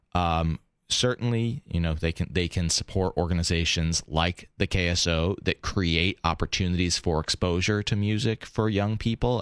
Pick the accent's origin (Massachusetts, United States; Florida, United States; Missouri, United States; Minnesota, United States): Massachusetts, United States; Boston; I grew up in Boston.